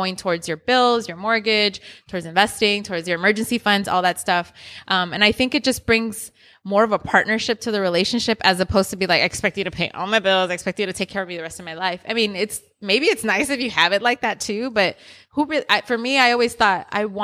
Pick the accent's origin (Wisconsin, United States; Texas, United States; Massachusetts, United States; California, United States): California, United States; Inglewood; I grew up in Inglewood